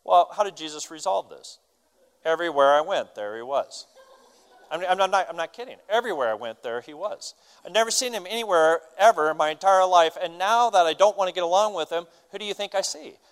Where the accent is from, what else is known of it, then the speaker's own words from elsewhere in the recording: United States; We're American